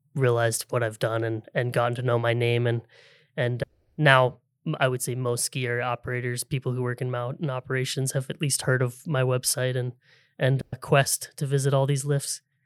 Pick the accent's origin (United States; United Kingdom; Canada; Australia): United States; Seattle, Washington; I grew up in the Seattle area